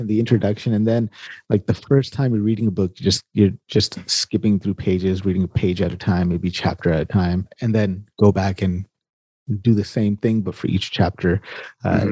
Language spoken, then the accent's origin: English; California, United States; I grew up in California